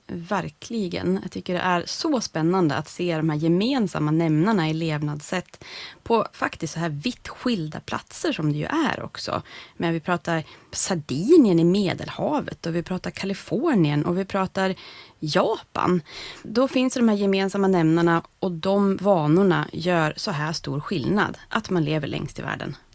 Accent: Norrland, Sweden; som norrlänning

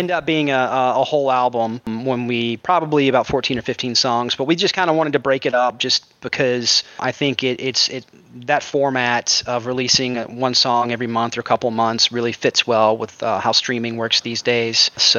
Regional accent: Jacksonville, Florida, United States; Jacksonville, Florida.

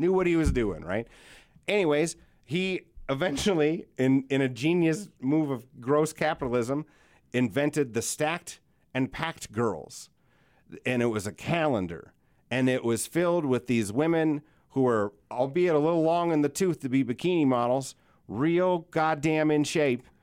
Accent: Yankton, South Dakota, United States; in the summer, I was raised on the Missouri River down by Yankton

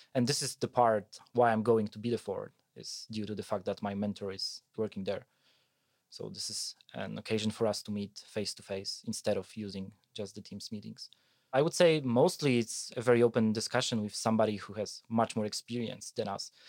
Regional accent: Poland; moved away as an adult; also born or lived in Wrocław, Poland / Germany; I come from a mid-sized village in Poland where we have a tissue mill

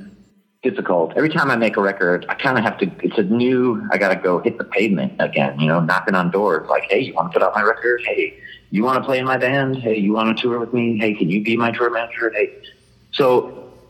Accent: Detroit, Michigan, United States; moved away; also born or lived in California; I moved from California back home to Detroit.

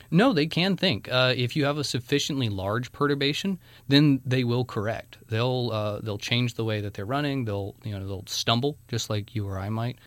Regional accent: North Carolina, United States; from North Carolina.

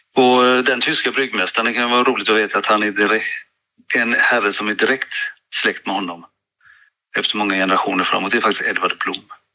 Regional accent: Gothenburg, Västra Götaland, Sweden; moved away; jag är ju från Göteborg från början

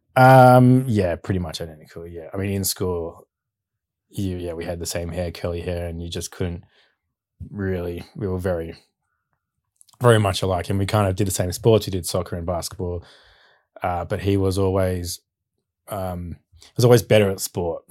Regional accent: Bowral, Southern Highlands, New South Wales, Australia; also born or lived in Sydney, Australia; we moved to Barrow, Southern Highlands when I was two years old. So, grew up around there on six acres

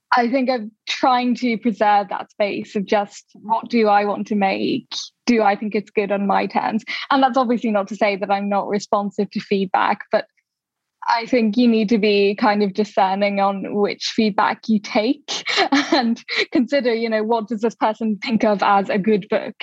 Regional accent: Dublin, Leinster, Ireland; now in London, United Kingdom; I didn't grow up in London, I grew up in Dublin

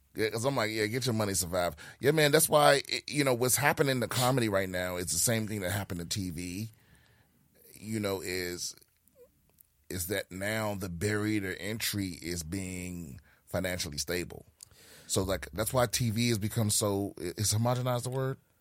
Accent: Prince George's County, Maryland, United States; also born or lived in Washington, D.C.; I was born in D C, raised in P G County, Maryland

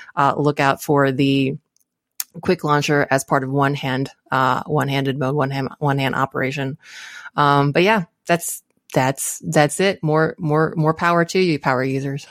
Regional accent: Maryland, United States; I'm from Maryland

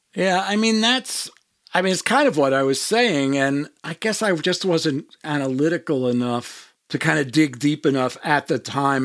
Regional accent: New York, United States; I grew up in New York

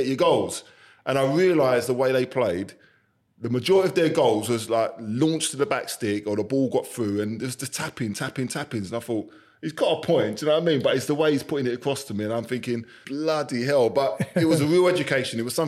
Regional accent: London, United Kingdom; And I'm a London boy. I was born in Forest Gate, East London. The only time I came out of London was on a coach to go and play football.

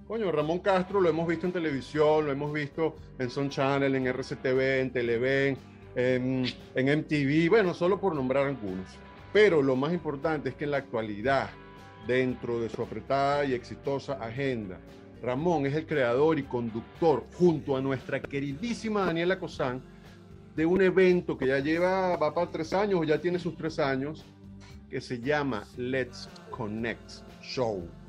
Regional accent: Venezuela; moved away; somos millones los venezolanos que hemos tenido que decir, ¿sabes qué? Para adelante es para allá, me voy

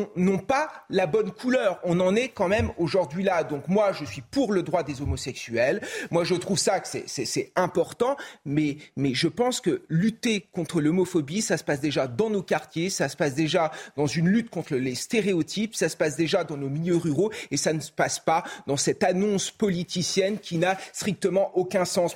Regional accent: France; en tant que Français

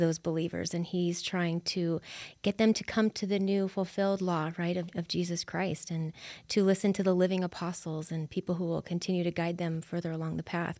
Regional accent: Buckley, Washington, United States; I'm from Buckley, Washington

